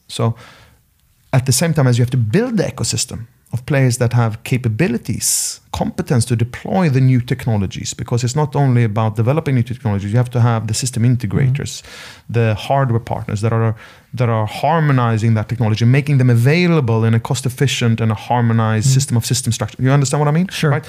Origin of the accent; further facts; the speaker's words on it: Sweden; moved away; My home country, Sweden